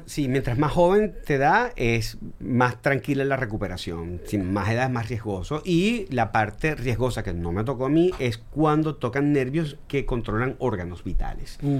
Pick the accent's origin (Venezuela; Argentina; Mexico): Venezuela; yo como venezolano